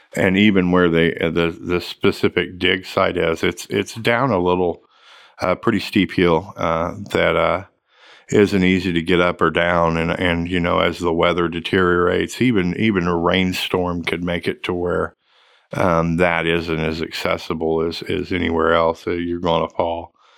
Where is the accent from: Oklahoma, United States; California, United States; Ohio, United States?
Oklahoma, United States; also born or lived in Tulsa, Oklahoma; I grew up in Oklahoma. I had Oklahoma history. I, you know, I, I, I'm from Oklahoma